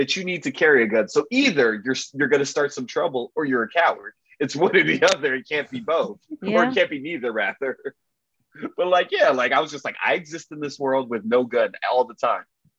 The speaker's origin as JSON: {"language": "English", "town": "Miami", "region": "Florida", "country": "United States", "tie": "born or raised there", "said": "my hometown, the beautiful, sunny, exquisite Miami, Florida"}